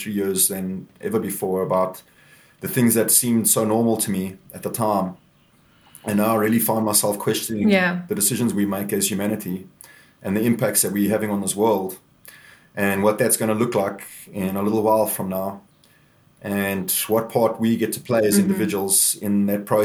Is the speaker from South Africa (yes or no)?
yes; Walkerville, Gauteng, South Africa; now in Cape Town, South Africa; I grew up in Walkerville, which is a little farming town in the south of Johannesburg